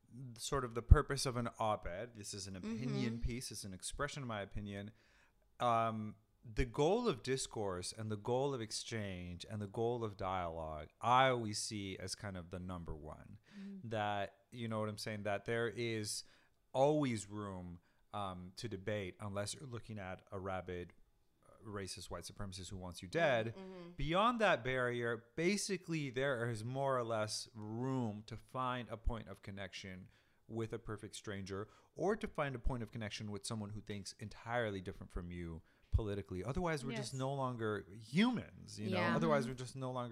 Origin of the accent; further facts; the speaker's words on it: San Diego, California, United States; moved away as an adult; also born or lived in Mexico City, Mexico; I grew up in San Diego